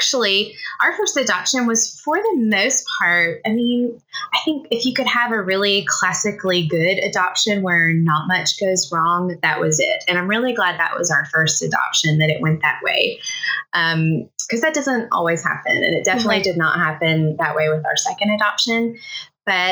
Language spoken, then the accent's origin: English; Tennessee, United States; moved away as an adult; also born or lived in Southeast Missouri; now in Missouri, United States; I live in Southeast Missouri. We've been here a little over 12 years. We're originally from Tennessee, though. We're transplants